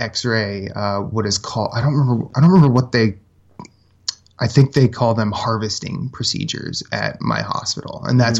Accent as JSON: {"language": "English", "region": "Iowa", "country": "United States", "also_born_or_lived": "Philadelphia", "moved": "as an adult", "said": "I'm from Iowa."}